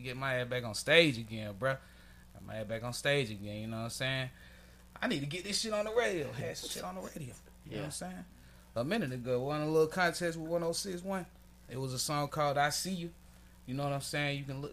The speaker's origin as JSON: {"language": "English", "town": "Atlanta", "region": "Georgia", "country": "United States", "said": "I'm from Atlanta. Okay, I ain't grow up here"}